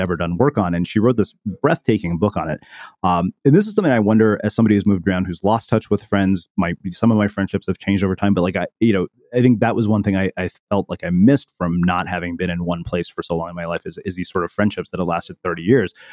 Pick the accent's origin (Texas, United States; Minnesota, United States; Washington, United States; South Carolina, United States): Texas, United States; I, I grew up in Texas as well